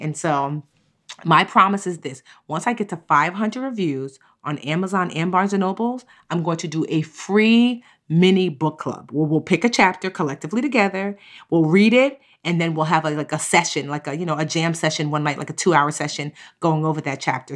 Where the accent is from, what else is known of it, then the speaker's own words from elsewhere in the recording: Newark, New Jersey, United States; bookstore in my hometown called Source of Knowledge. It's an amazing Black-owned bookstore in Newark.